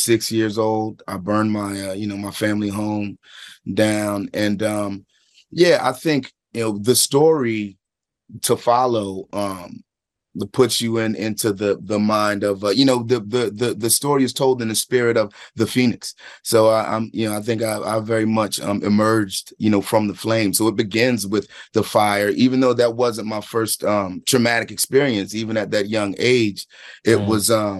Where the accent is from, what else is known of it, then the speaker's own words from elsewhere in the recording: Philadelphia, Pennsylvania, United States; I'm from Philadelphia, from a specific place in time there